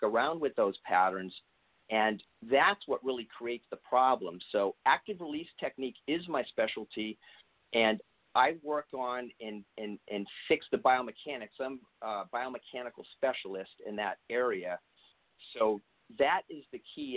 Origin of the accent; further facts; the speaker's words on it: East Coast, United States; moved away; I'm originally from the East Coast